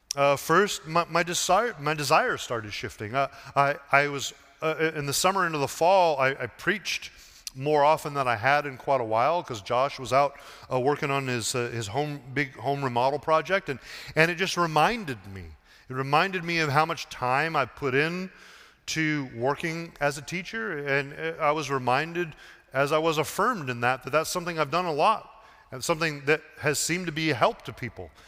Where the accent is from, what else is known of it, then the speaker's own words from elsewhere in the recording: Portland, Oregon, United States; moved away as an adult; also born or lived in Seattle; my hometown of Portland